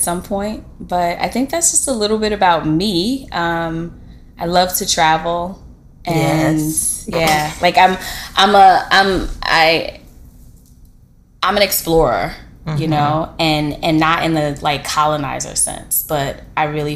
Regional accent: New York City, New York, United States; I'm like literally from Brooklyn, born, bred, both my parents as well as a grandparent.

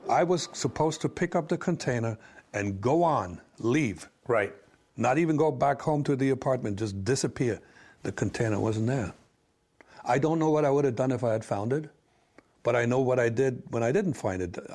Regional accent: Orange, New Jersey, United States; I'm originally from New Jersey. I was born in Orange. Mm-hmm. That's it. American.

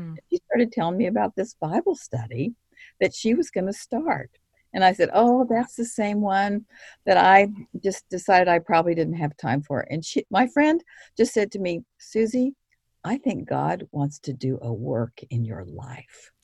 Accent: Kansas City, United States; now in San Antonio, United States; I'm from Kansas City. We currently live in San Antonio

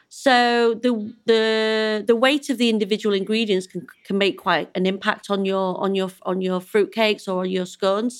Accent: Yorkshire and the Humber, United Kingdom; I'm a Yorkshire lass

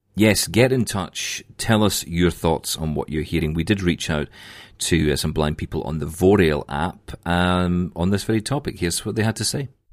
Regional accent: Scotland, United Kingdom; I'm Scottish

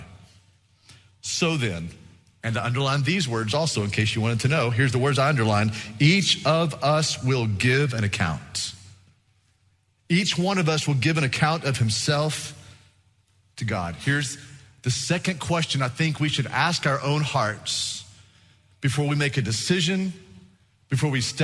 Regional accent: Texas, United States; we're from Texas.

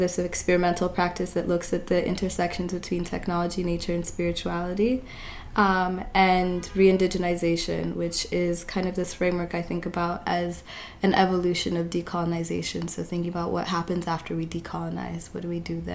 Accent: Lakewood, Colorado, United States; moved away as an adult; also born or lived in Nairobi, Kenya / Brooklyn, New York; now in New York, United States; I was born in Nairobi, Kenya, in South B. And I was raised in Colorado, so in the suburbs of Denver, outside of Denver, in a city called Lakewood.

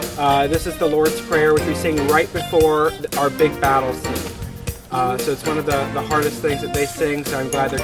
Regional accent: Greenville, North Carolina, United States; I'm originally from Greenville, North Carolina.

